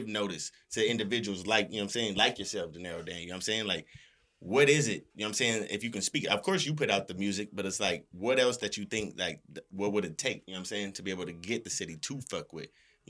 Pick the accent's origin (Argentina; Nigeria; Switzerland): Nigeria; shout out to the culture, you know what I'm saying? Being Nigerian.